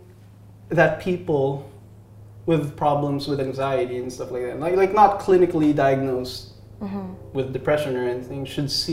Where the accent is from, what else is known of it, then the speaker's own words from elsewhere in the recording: Philippines; moved away as an adult; now in United States; I was born in the Philippines